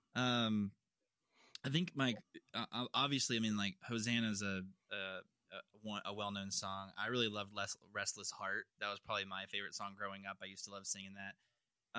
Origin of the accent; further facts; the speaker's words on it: Louisville, Kentucky, United States; we grew up in Louisville